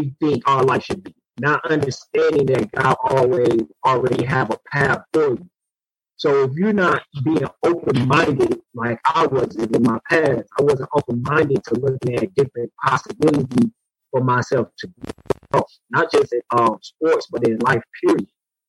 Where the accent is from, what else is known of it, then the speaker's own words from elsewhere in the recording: Detroit, Michigan, United States; coming from the urban city of Detroit and the inside neighborhoods. Just having goals of playing sports.